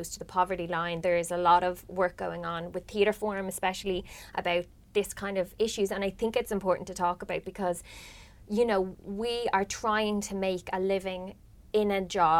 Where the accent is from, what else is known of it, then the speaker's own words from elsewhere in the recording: Ireland; we're Irish